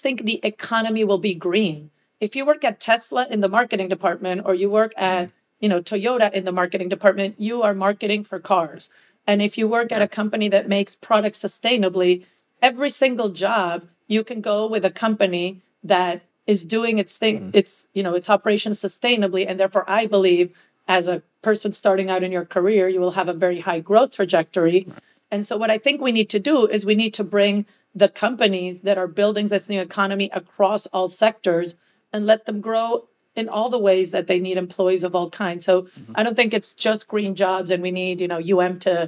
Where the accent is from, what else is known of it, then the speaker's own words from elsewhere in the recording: Venezuela; now in Miami, United States; I'm from Venezuela